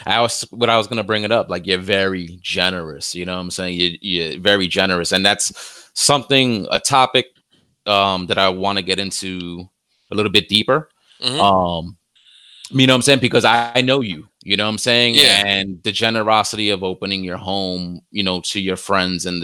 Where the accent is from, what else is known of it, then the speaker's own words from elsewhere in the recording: New York City, New York, United States; I grew up here in the Bronx, hood